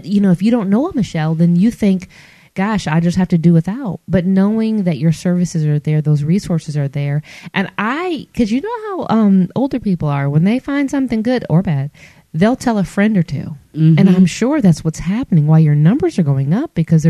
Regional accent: Michigan, United States; now in Alabama, United States; because I'm not from here. I'm from Michigan. And so all of my immediate family's in Michigan.

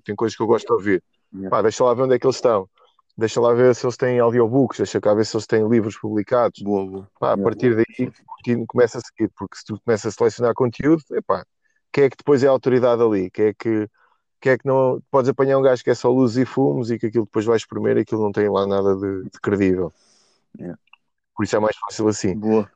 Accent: Portugal; a pior coisa que me podem fazer enquanto português

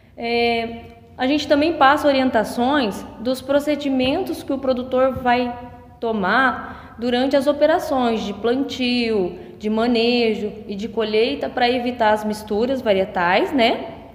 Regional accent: Medianeira, Paraná, Brazil; moved away as an adult; also born or lived in Toledo, Brazil; now in Arapoti, Brazil; sou natural da região de Medianeira

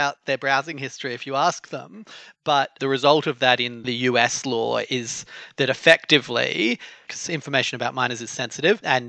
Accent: Australia; it's my home country

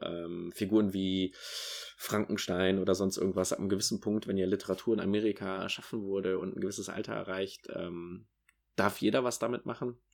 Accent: Rhineland, Germany; für mich als Rheinländer

